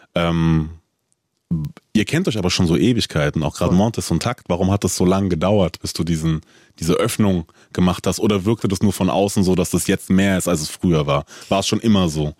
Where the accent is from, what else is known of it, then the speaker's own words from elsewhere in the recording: Frankfurt, Hesse, Germany; ich bin auch in Frankfurt groß geworden